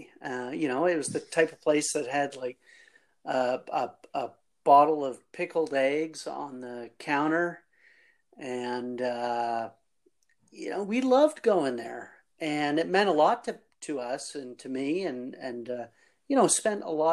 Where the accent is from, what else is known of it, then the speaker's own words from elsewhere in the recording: Fredericton, New Brunswick, Canada; I grew up on the north side of Fredericton. I grew up in Nashwauksis, which is where Trailway is located